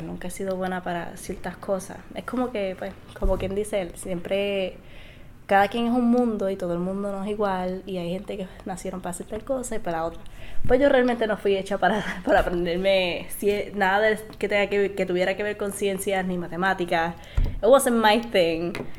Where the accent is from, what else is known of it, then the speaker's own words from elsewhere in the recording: Isabela, Puerto Rico; Yo soy de Isabela